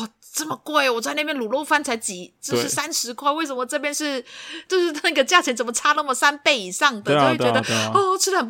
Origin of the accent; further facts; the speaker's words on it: Hong Kong; 我们香港都是吃泰国米的